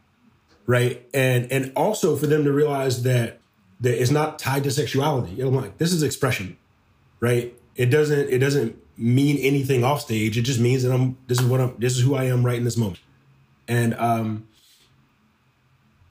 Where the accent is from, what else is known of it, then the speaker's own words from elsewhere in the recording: Detroit, Michigan, United States; moved away; any Black man that I grew up with back in Detroit, when I go back home